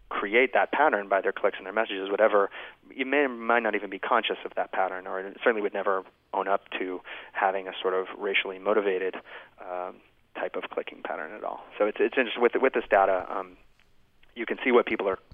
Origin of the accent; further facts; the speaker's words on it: United States; I'm an American